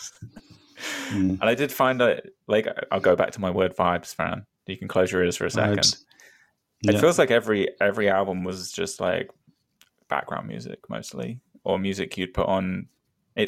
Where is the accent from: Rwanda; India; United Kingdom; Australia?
United Kingdom; near Brighton, South East England; Not that I'm from Brighton, but I live right next to Brighton.